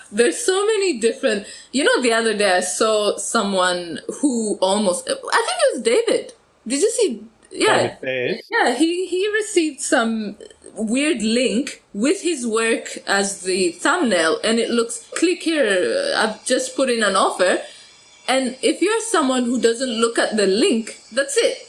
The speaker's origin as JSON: {"language": "English", "country": "Ethiopia", "tie": "born or raised there", "moved": "as an adult", "lives_now": "Melbourne, Australia", "said": "when I was growing up in Ethiopia, since we're landlocked"}